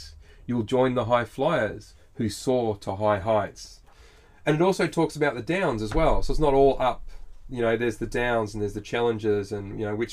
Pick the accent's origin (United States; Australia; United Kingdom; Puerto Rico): Australia